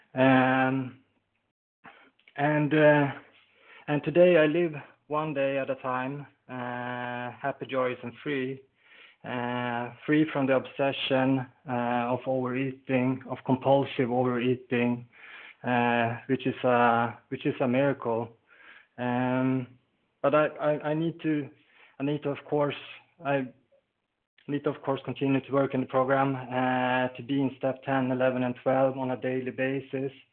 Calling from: Sweden; I'm calling from Sweden

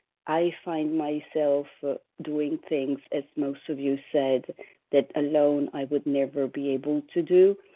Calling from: New York, United States; I'm calling from New York

